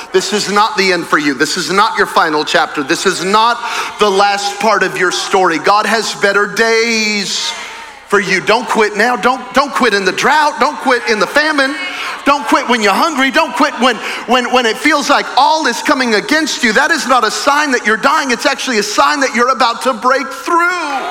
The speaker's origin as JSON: {"language": "English", "town": "Belen", "region": "New Mexico", "country": "United States", "tie": "born or raised there", "moved": "yes", "said": "I'm from Belen, New Mexico. Belen, Belen, Belen, Belen. There are more people on this campus right now, just this one, than in my hometown."}